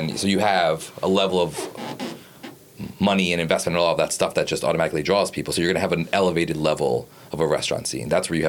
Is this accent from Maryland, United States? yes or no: yes; Baltimore, Maryland, United States; also born or lived in Washington, D.C.; We lived down there for 2 years, but I guess this was like eight to 10 years ago. And then, like, when I was growing up in Baltimore